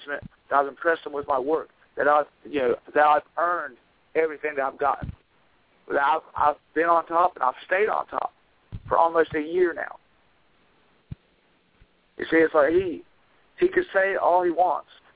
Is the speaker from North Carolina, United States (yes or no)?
yes; Asheboro, North Carolina, United States; moved away; I'm originally from Asheboro, North Carolina, which is a couple hours north from where I am now.